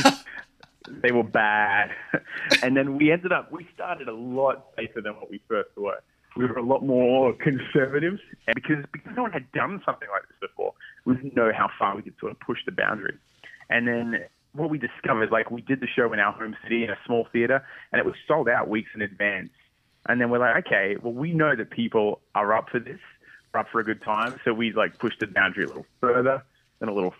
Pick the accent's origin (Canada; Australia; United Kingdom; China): Australia; moved away as an adult; when I came to America from Australia